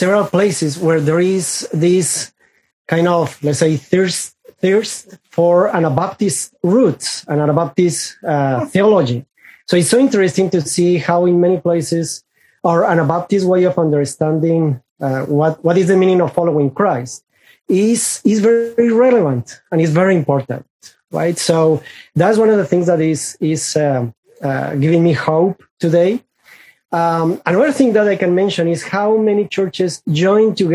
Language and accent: English; Colombia; first language Spanish; English is a second language; I am from Colombia, South America.